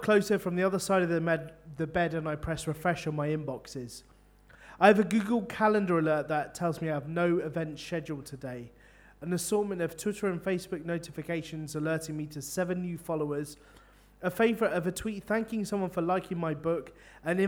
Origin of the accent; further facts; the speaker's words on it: London, United Kingdom; now in Bristol, United Kingdom; I'm from London